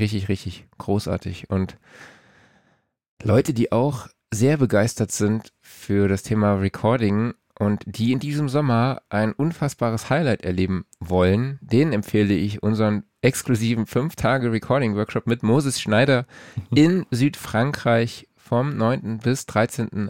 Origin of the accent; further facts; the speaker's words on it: Saarlouis, Saarland, Germany; für meinen Geburtsort, also Autokennzeichen SLS